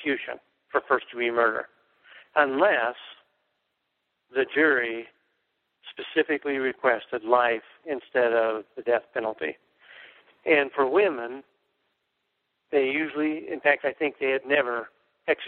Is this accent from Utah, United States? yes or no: no; Oregon, United States; moved away; my hometown in Oregon